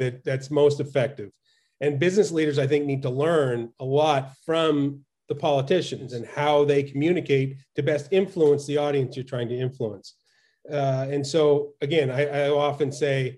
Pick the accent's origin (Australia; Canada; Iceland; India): Canada; Fredericton, New Brunswick; moved away as an adult; now in United States; I grew up in Eastern Canada in a town called Fredericton